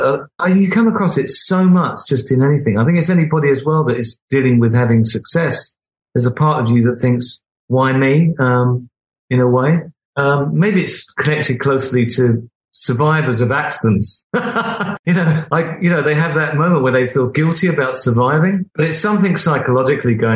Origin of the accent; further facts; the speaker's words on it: Beckenham, London, United Kingdom; I'm some oik from Beckenham